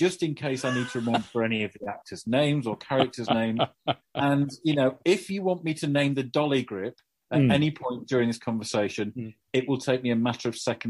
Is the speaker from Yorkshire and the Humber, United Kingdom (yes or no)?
yes; Doncaster, Yorkshire and the Humber, United Kingdom; when I was a kid growing up in Doncaster, you know, grim place.